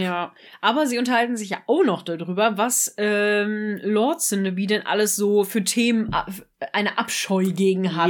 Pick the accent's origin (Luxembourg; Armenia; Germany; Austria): Germany; wir als Deutsche